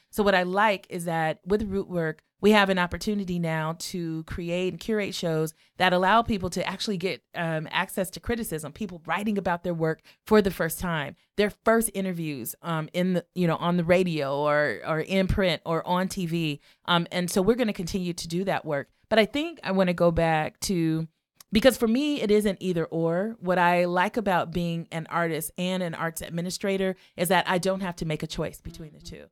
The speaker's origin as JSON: {"language": "English", "town": "Los Angeles", "region": "California", "country": "United States", "tie": "born or raised there", "moved": "yes", "lives_now": "Chicago, United States", "said": "growing up in Watts, I would say, you know, the Watts Towers were my, was my campus"}